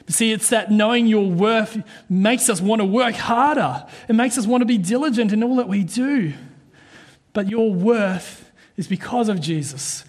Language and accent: English; New Zealand; now in Australia; I'm a Kiwi, all right? Proud to be a Kiwi Aussie. I'm both.